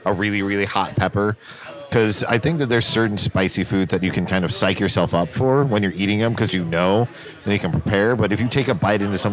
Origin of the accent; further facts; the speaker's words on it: Seattle, Washington, United States; when I was growing up in Seattle